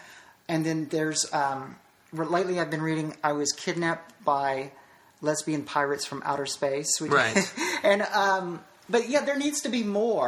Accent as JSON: {"language": "English", "town": "Nashville", "region": "Tennessee", "country": "United States", "tie": "born or raised there", "said": "Nashville, Tennessee."}